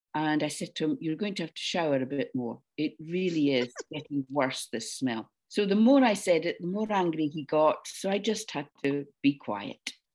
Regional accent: Dundee, Scotland, United Kingdom; I grew up in Dundee on the east coast of Scotland.

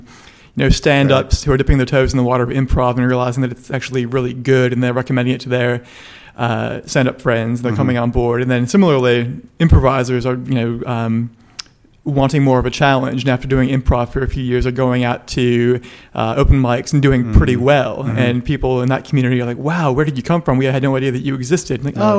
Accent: Los Angeles, California, United States; now in Melbourne, Australia; I came from Los Angeles, where okay. improv theatres and comedy theatres are like a really big, like well-known thing.

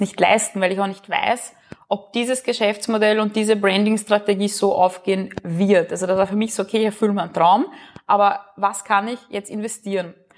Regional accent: Burgenland, Austria; moved away as an adult; also born or lived in Vienna; bin gebürtig aus dem Burgenland, habe auch ein paar Jahre in Wien gelebt

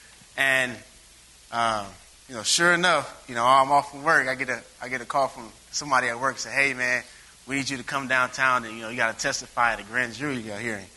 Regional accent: Springfield, Illinois, United States; moved away as an adult; now in Chicago, United States; I'm from Springfield, so you know we didn't have a lot of traffic

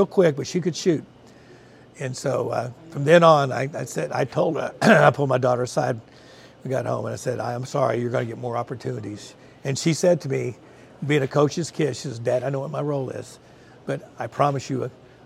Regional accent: Richardson, Texas, United States; also born or lived in Dallas; I grew up in the Richardson area

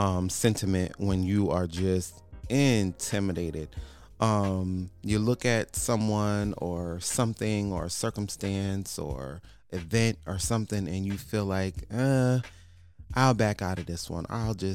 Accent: Connecticut, United States; now in Houston, United States; so we're originally from Connecticut.

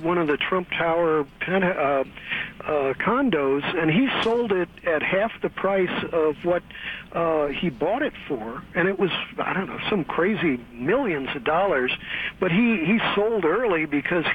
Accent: Missouri, United States; now in California, United States; Yeah, but I'm from Missouri, the show-me state

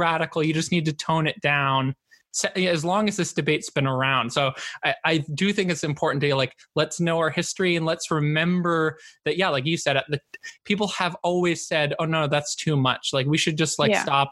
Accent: Bay Area, California, United States; the Pride Month I grew up with in the Bay Area

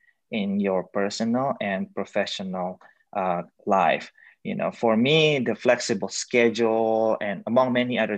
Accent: Indonesia; moved away as an adult; also born or lived in China; now in United States; I was born and raised in Indonesia. Then I went to China for my medical school before coming to the United States to complete my residency in internal medicine

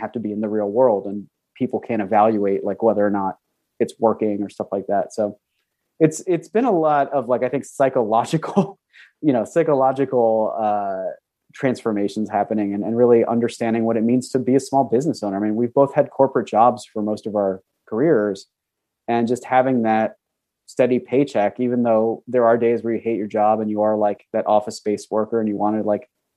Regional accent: New Jersey, United States; moved away; also born or lived in Pennsylvania / New York City; I was born and raised in New Jersey and then ended up moving to Pennsylvania

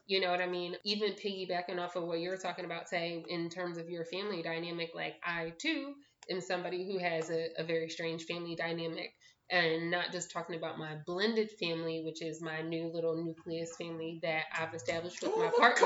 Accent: Philadelphia, Pennsylvania, United States; moved away as an adult; now in Pittsburgh, United States; I'm from Philadelphia. I live now in Pittsburgh

